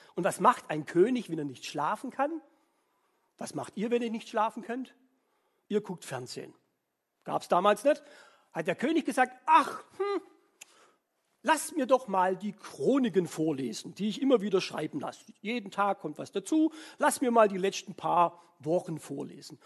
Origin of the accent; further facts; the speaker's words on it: Swabia, Germany; ich als Schwabe